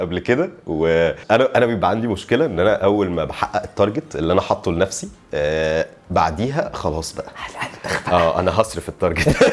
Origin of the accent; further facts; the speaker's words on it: Alexandria, Alexandria Governorate, Egypt; انا اسكندراني والمين ماركت بتاعي او شغلي هو القاهره